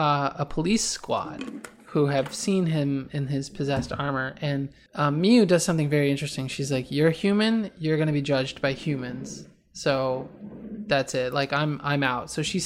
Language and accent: English; East Coast, United States; Just so you know, I'm from the East Coast. We're actually both from the East Coast.